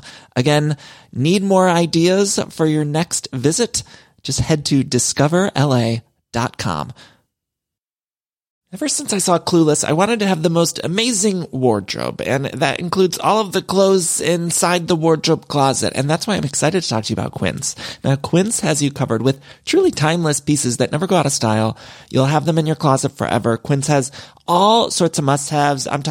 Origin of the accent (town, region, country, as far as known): Ohio, United States; now in Los Angeles, United States